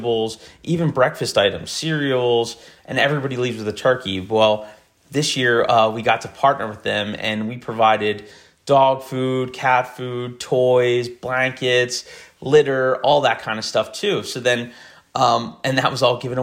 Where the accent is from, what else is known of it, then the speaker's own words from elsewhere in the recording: Camden, New Jersey, United States; I was born in Camden.